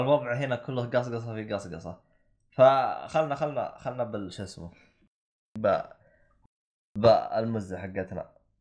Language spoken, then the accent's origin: Arabic; Saudi Arabia; now in United Kingdom; عندنا بالسعوديه